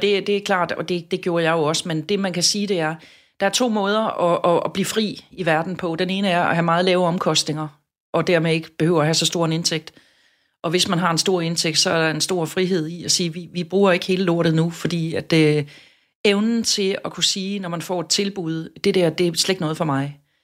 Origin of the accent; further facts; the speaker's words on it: Southern Jutland, Southern Denmark, Denmark; jeg er sønderjyde